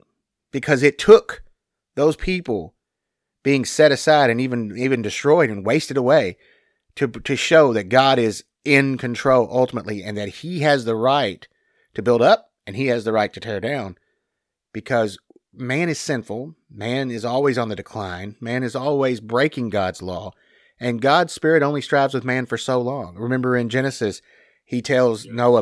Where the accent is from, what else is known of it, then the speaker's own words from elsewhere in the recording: the South, United States; we're from the South